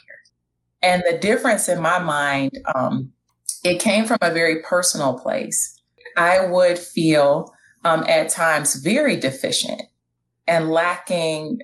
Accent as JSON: {"language": "English", "town": "Detroit", "region": "Michigan", "country": "United States", "tie": "born or raised there", "said": "born and raised in Detroit, graduated from King High School"}